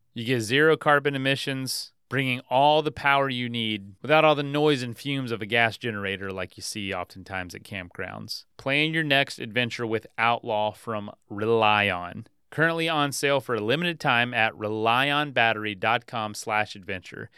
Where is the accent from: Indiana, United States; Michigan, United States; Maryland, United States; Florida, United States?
Florida, United States; moved away; also born or lived in Colorado; grew up here